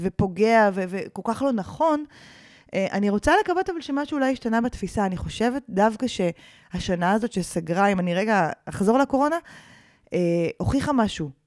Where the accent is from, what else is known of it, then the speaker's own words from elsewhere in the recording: Karmiel, Northern District, Israel; אני גדלתי בכרמיאל אה, של שנות ה-80